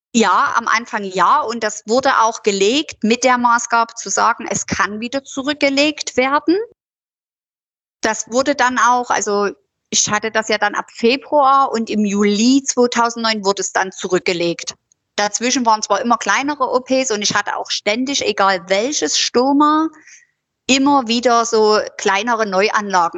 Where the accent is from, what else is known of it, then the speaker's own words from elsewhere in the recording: Döbeln, Saxony, Germany; Ich bin ja damals aus, also eigentlich bin ich ja aus Döbeln.